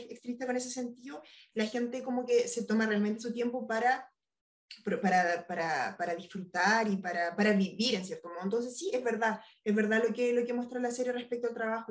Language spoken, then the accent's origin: Spanish; Chile; moved away as an adult; now in France; cuando me vine de Chile